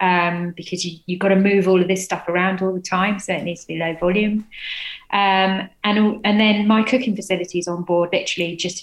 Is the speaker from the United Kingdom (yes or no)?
yes; Cambridgeshire, East of England, United Kingdom; moved away as an adult; also born or lived in London; now in Poole, United Kingdom; Not originally, no. I'm from East Anglia, so I was born in London, grew up in Cambridgeshire, but I've been living here for about 7 years. I think it's home now.